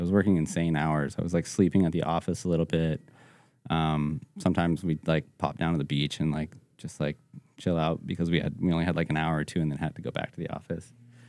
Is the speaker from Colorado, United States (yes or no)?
yes; Evergreen, Colorado, United States; Yeah, I grew up in Evergreen, which is 30 minutes west of Denver.